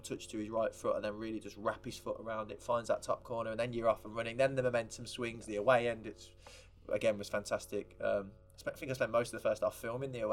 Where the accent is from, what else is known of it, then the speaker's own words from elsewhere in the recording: England, United Kingdom; as proud Englishman as I am